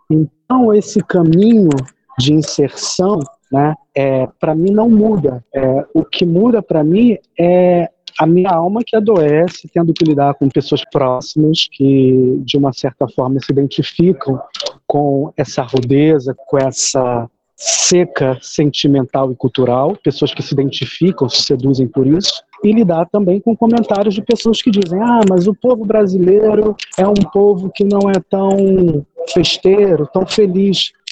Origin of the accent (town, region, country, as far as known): Brazil; moved away as an adult; now in Germany